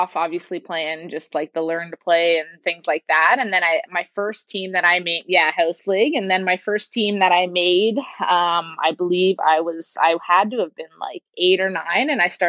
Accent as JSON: {"language": "English", "town": "Brampton", "region": "Ontario", "country": "Canada", "tie": "born or raised there", "said": "And so I grew up playing in Brampton for the Brampton Candidates."}